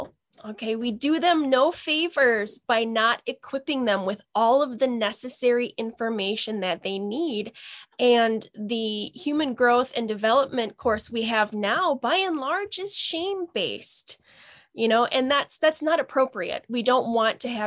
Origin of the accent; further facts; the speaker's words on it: Northern Wisconsin, United States; I experienced a lot of racism and discrimination growing up in Northern Wisconsin